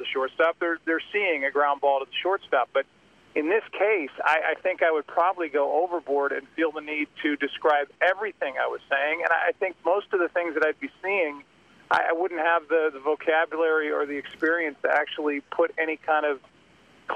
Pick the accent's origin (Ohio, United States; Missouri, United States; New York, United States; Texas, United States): Missouri, United States; St. Louis; my hometown of St. Louis